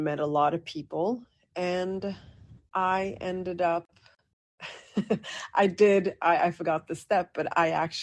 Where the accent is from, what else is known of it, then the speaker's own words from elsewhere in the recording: Sweden; grew up, born and raised in Sweden. Parents are Moroccan, so I'm North African.